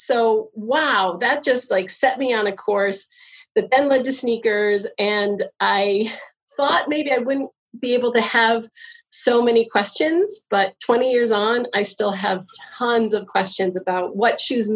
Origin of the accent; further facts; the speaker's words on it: United States; moved away as an adult; now in Canada; I am from the States